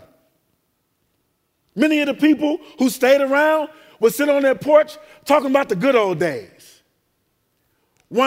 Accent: Chicago, Illinois, United States; also born or lived in Tuskegee, Alabama; I grew up in Inglewood

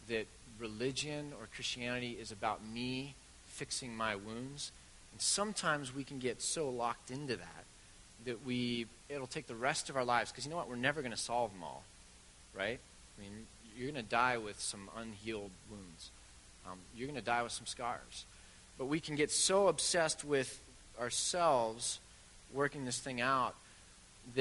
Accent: Bend, Oregon, United States; it's my hometown

